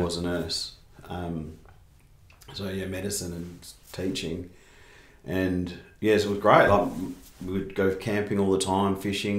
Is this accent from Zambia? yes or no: no; Perth, Western Australia, Australia; also born or lived in Sydney; We grew up in Perth. Moved over to Perth when I was 3. I think I had my 3rd birthday here.